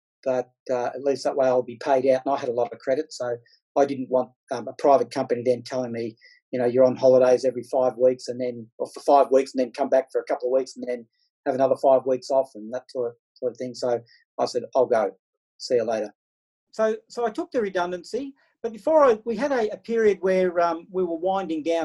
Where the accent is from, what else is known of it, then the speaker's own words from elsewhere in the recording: Glenrowan, Victoria, Australia; I enjoyed growing up in Glen Rowan just as much as I've enjoyed working for the railways